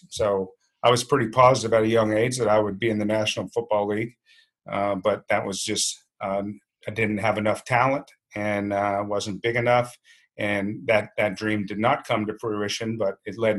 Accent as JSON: {"language": "English", "area": "Shenandoah Valley", "region": "Virginia", "country": "United States", "tie": "born or raised there", "also_born_or_lived": "Fairfax, Virginia", "said": "Young kid in Virginia."}